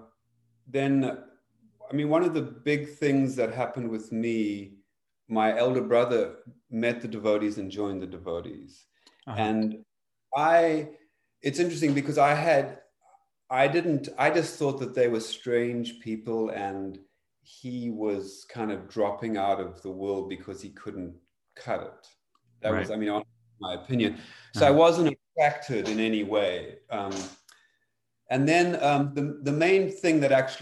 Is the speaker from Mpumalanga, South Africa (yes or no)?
no; Cape Town, Western Cape, South Africa; I grew up in South Africa, specifically in Cape Town